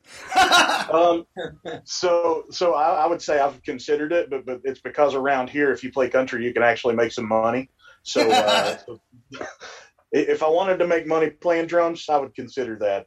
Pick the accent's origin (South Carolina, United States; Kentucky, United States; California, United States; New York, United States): Kentucky, United States; now in West Virginia, United States; we're all from Kentucky. I just happen to live in West Virginia right now